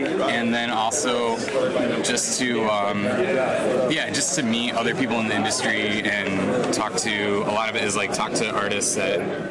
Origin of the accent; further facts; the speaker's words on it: Minneapolis, Minnesota, United States; moved away; I'm from Minneapolis, Minnesota, originally.